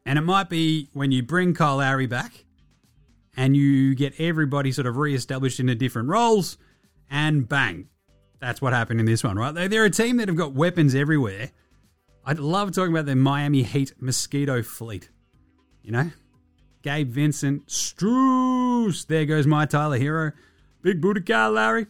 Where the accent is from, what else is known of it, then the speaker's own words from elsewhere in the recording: Ballarat, Victoria, Australia; I'm from Ballarat